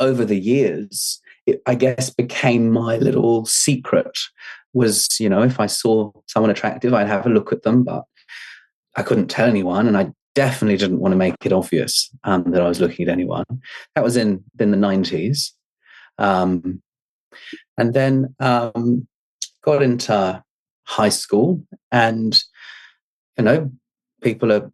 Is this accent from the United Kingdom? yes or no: yes; England, United Kingdom; moved away as an adult; now in New Zealand; we moved out here from England to New Zealand when I was 18